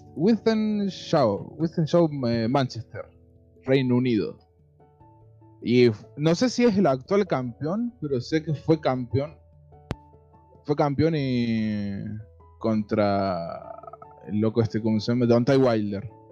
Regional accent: Córdoba, Argentina; somos de Córdoba capital

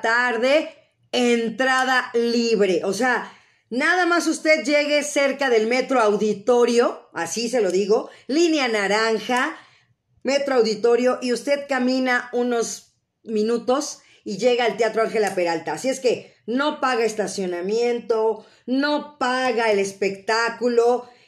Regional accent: Mexico City, Mexico; yo soy de la Ciudad de México, ahora sí que oriunda de la mera Ciudad de México

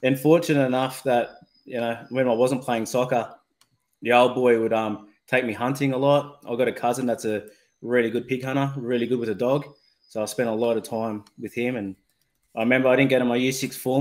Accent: Blacktown, New South Wales, Australia; I grew up in Western Sydney. In Blacktown, my parents are still there in a little three-bedroom home.

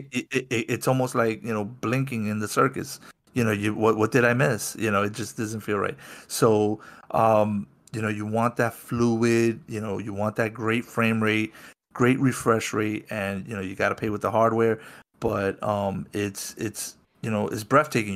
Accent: New York City, New York, United States; my trek started out of my hometown of New York City

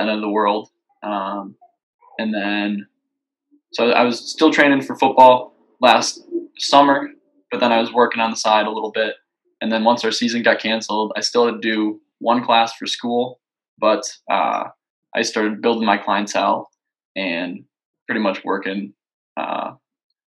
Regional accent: Dubuque, Iowa, United States; moved away as an adult; now in Des Moines, United States; I was born and raised in Dubuque, Iowa, so Eastern Iowa.

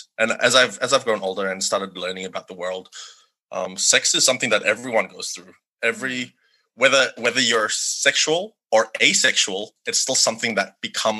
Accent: Sabah, Malaysia; moved away; growing up in Malaysia, the conversation was pretty much non-existent

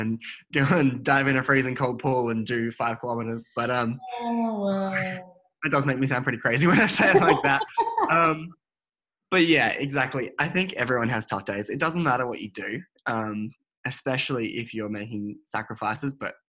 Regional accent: Adelaide, South Australia, Australia; So when I first came to the Australian Institute of Sport in Canberra, I came from Adelaide and moved up here

